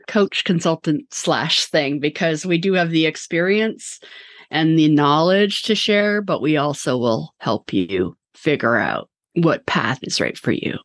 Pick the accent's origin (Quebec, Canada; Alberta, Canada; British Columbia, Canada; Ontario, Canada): British Columbia, Canada; Vancouver; now in Toronto, Canada; I'm from Vancouver as well